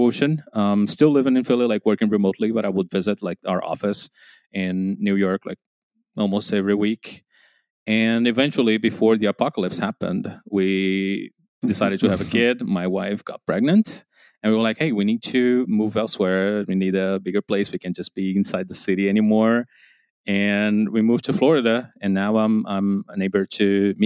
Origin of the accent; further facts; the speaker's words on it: João Pessoa, Paraíba, Brazil; moved away; I left college, started to work for a local company back in João Pessoa.